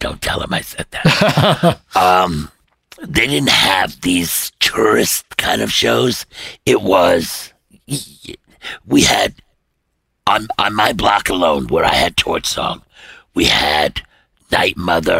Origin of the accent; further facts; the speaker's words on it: New York City, New York, United States; moved away as an adult; now in Connecticut, United States; I'm a guy from Brooklyn